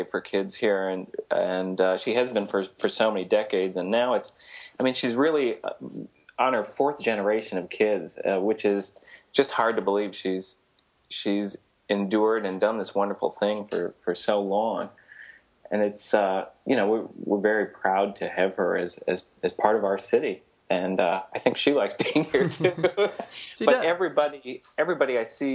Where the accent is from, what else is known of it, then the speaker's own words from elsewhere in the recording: Chicago, Illinois, United States; being a local Chicago person